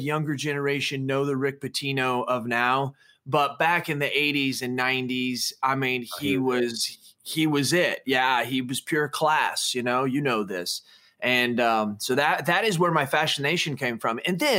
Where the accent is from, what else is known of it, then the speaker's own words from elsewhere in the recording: Everett, Washington, United States; also born or lived in Phoenix, United States / Dallas, United States; I was born in Phoenix, Arizona, moved to Dallas, Texas, moved to Everett, Washington, moved here.